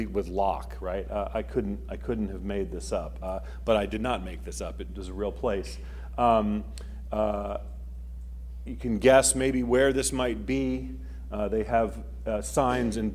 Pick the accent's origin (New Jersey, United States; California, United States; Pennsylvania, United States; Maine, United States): Maine, United States; moved away; I'm from Maine. That's where I grew up. My mom and dad still live there.